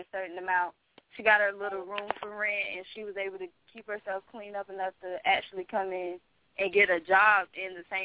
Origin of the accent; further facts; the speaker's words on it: Wilmington, North Carolina, United States; moved away; I'm from North Carolina, in Wilmington, North Carolina